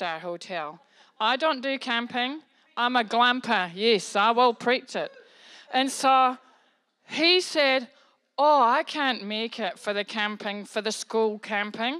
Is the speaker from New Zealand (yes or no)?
yes; New Zealand; I'm a New Zealander. I'm a Kiwi. I'm from New Zealand.